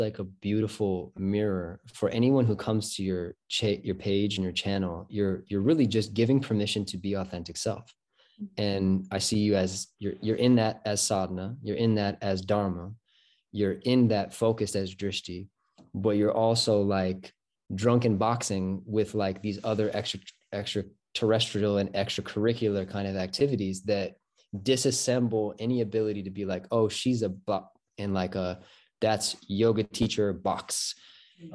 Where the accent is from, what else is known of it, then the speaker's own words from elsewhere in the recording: Michigan, United States; I'm born and raised in Michigan, pretty much.